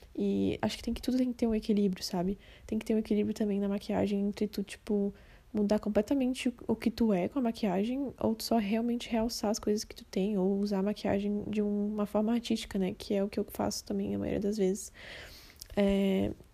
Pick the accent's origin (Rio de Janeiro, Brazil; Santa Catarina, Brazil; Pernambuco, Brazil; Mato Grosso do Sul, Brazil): Santa Catarina, Brazil; Florianópolis; now in Criciúma, Brazil; eu sou de Floripa, Santa Catarina, mas atualmente eu moro em Criciúma